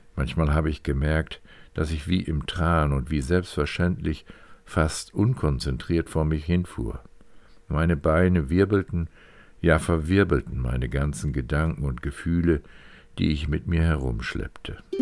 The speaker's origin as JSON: {"language": "German", "town": "Neuenhaus", "region": "Lower Saxony", "country": "Germany", "tie": "born or raised there", "said": "Mein Heimatort Neunaus befindet sich in einer Ausbuchtung in die Niederlande nur wenige Kilometer von der deutsch-niederländischen Staatsgrenze entfernt"}